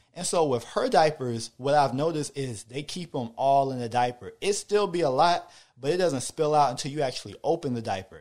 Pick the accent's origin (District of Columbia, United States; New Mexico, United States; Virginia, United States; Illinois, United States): Virginia, United States; Hampton; moved away; I'm from Hampton, Virginia